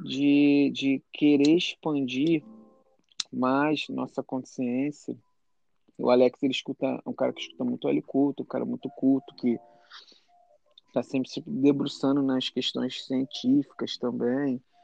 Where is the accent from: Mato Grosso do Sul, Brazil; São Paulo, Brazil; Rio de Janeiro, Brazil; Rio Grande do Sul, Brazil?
Rio de Janeiro, Brazil; moved away as an adult; now in United States; eu sou do Rio